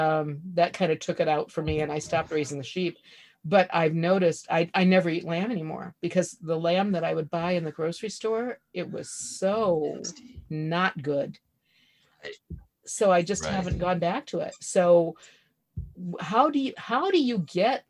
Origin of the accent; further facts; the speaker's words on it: Ohio, United States; I grew up in Ohio. We think ketchup is highly seasoned.